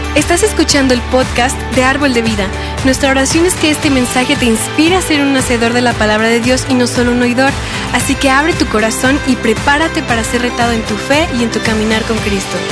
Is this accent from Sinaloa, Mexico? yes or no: no; Ciudad Victoria, Tamaulipas, Mexico; Soy de Ciudad Victoria, de Tamaulipas, 523 kilómetros de aquí.